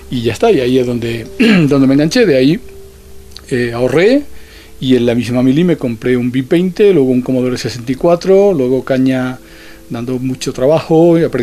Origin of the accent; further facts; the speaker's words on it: Granada, Andalusia, Spain; moved away; Volví de vacaciones, bueno, de permiso a mi pueblo de Granada